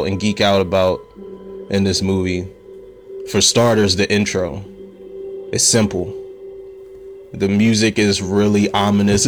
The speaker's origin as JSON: {"language": "English", "town": "Philadelphia", "region": "Pennsylvania", "country": "United States", "said": "I'm from Pennsylvania, Philadelphia, Pennsylvania"}